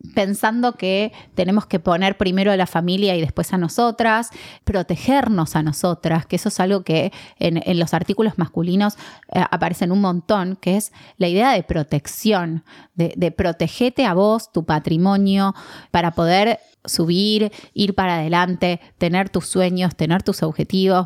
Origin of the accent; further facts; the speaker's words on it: Argentina; nosotros como argentinos